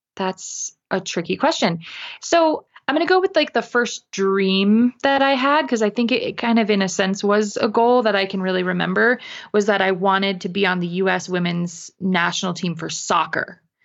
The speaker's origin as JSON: {"language": "English", "region": "New England", "country": "United States", "tie": "born or raised there", "also_born_or_lived": "Connecticut / Vermont", "moved": "yes", "lives_now": "Utah, United States", "said": "So that's where I live currently, but I was, I was raised in New England between Connecticut and Vermont."}